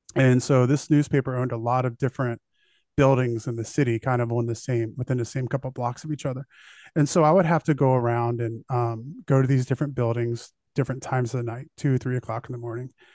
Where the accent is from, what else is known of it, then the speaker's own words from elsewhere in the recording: United States; being an American